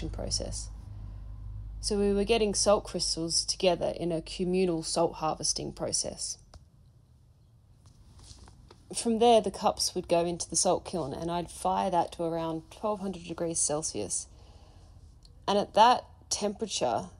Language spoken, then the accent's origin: English; Australia; now in Sydney, Australia; I'm an Australian artist based in Sydney